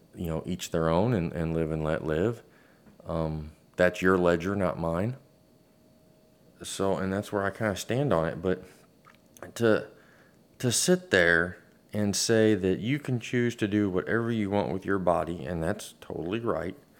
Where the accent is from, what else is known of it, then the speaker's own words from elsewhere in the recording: United States; We're American.